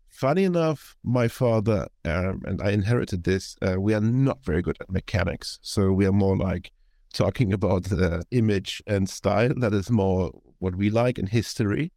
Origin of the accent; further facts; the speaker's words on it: Hamburg, Germany; moved away; be recording this in Hamburg, which is my hometown, and I'm, uh, visiting